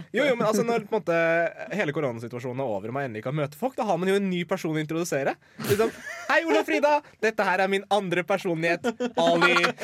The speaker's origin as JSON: {"language": "Norwegian", "country": "Iran", "moved": "yes", "lives_now": "Norway", "said": "Jeg er altså fra Iran"}